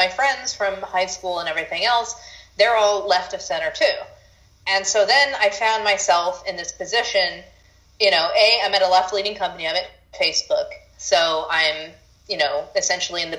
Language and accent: English; Honolulu, Hawaii, United States; moved away as an adult; also born or lived in New York; now in Austin, United States; I was born in Hawaii, then when I started college, I went to NYU